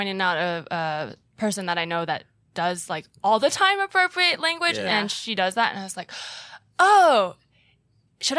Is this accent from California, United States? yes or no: yes; Palo Alto, California, United States; now in Los Angeles, United States; I grew up in Palo Alto, which is like, it's a very like wealthy liberal area